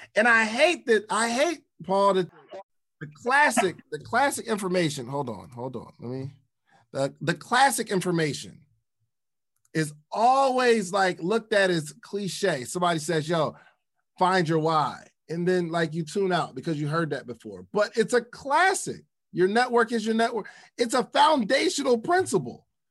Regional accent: the North, United States; I'm from the North

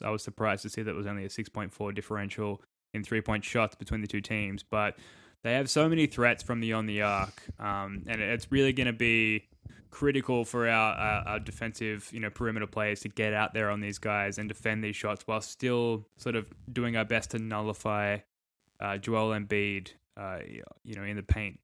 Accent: Australia; I'm an Australian

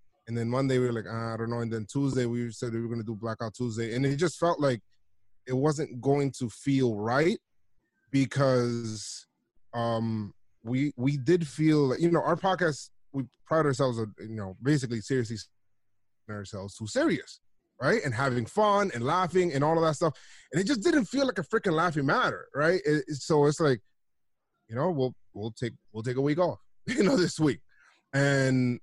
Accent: New York City, New York, United States; I'm from the Bronx. Always lived here by the Bronx

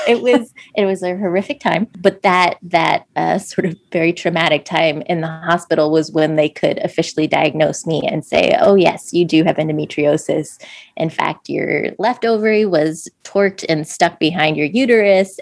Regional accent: just outside of DC, Maryland, United States; we uh, grew up in, just outside of DC in Maryland

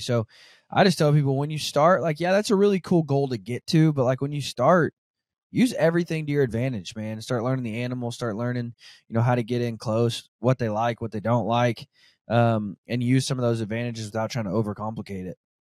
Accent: Northwest Arkansas, United States; now in Kansas, United States; I'm from Arkansas, um, Northwest Arkansas

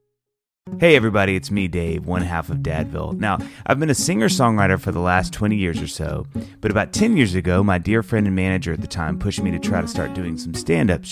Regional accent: Mississippi, United States; I grew up in Mississippi

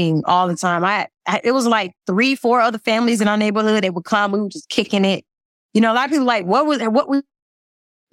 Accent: Georgia, United States; I'm from Georgia

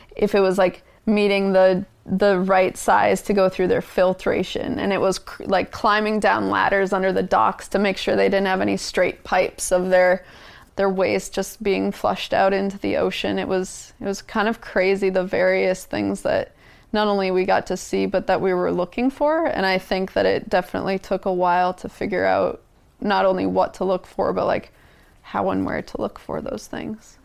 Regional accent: Minnesota, United States; moved away as an adult; now in Juneau, United States; I grew up in Minnesota

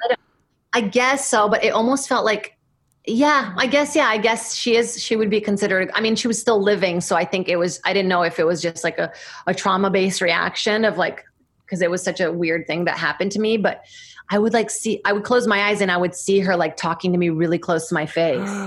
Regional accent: São Paulo, Brazil; moved away; I grew up in Brazil, in São Paulo

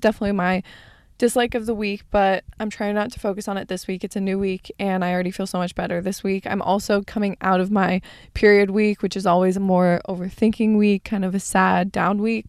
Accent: Arizona, United States; born or raised there; moved away as an adult; now in California, United States

